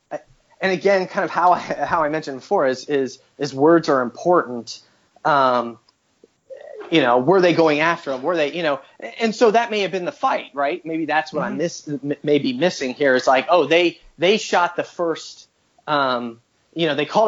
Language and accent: English; Midwest, United States; moved away; also born or lived in New York; I grew up in the Midwest